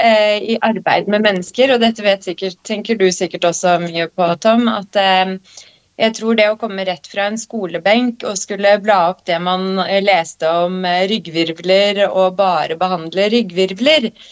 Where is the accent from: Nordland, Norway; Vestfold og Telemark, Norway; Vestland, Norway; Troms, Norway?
Vestfold og Telemark, Norway; Skien; now in Oslo, Norway; jeg vokste opp på Gulset